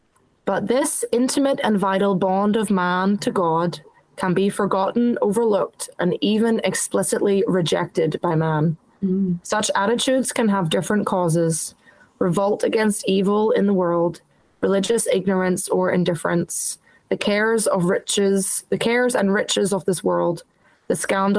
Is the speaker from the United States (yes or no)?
no; Ireland; also born or lived in New Zealand / England; now in Australia; I was born in New Zealand, live in Australia, I lived in, like, grew up in Ireland.